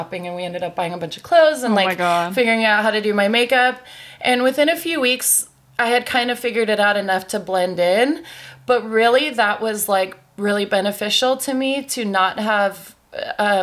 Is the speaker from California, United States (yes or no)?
yes; San Clemente, California, United States; moved away as an adult; now in San Diego, United States; I'm from Orange County